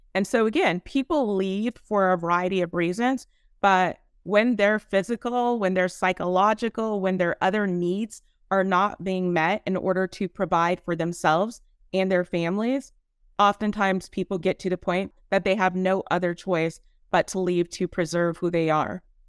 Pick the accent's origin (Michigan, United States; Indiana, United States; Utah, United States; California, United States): California, United States; San Bernardino; now in San Diego, United States; I'm actually from San Bernardino, but I live in San Diego. I have to rep my hometown